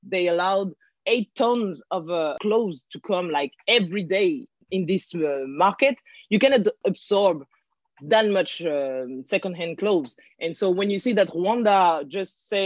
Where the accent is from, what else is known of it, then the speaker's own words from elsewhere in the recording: France; also born or lived in Guinea-Bissau; I live in France. I was born in France.